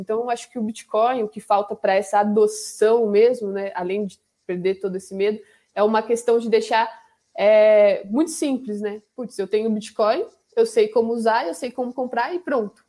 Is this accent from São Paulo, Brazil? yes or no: no; Camanducaia, Minas Gerais, Brazil; sou de Minas, né? De Camanducaia